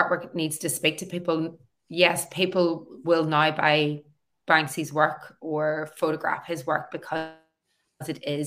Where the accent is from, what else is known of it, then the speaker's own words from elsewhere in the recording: Newry, Northern Ireland, United Kingdom; moved away as an adult; also born or lived in Belfast / Australia; back in my hometown as an artist running workshops.